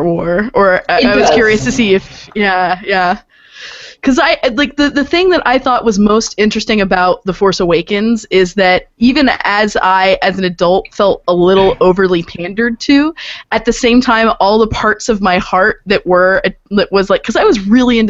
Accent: United States; my fellow Americans

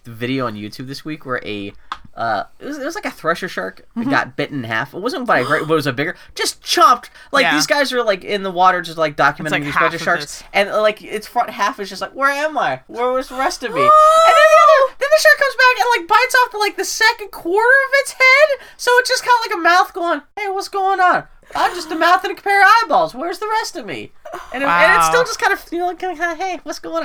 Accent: Pittsburgh, Pennsylvania, United States; I'm from Pittsburgh.

